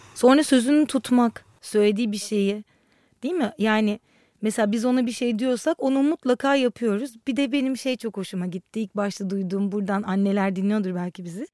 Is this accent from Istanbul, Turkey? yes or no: yes; Istanbul, Turkey; moved away as an adult; also born or lived in Ankara; Ankara'da doğdum. Sonra da hep İstanbul'un içinde büyüdüm.